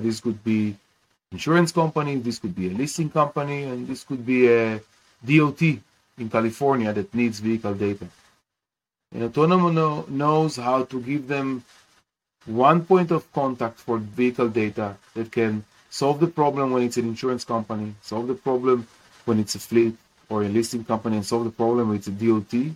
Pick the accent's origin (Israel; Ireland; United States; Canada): Israel; Kiryat Bialik, Haifa District; I grew up in Kiryat Bialik in in Israel